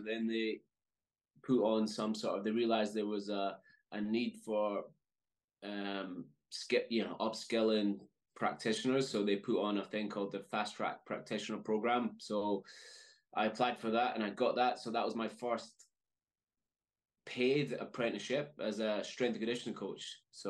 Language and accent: English; Fort William, Scotland, United Kingdom; I grew up in Scotland in a small town in the Highlands, a place called Fort William.